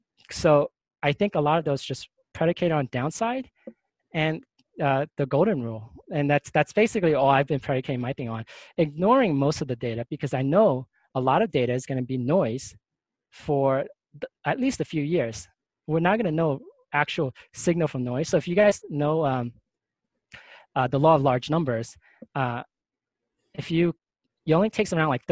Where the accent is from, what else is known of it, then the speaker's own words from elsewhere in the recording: New York City, New York, United States; moved away; I'm from New York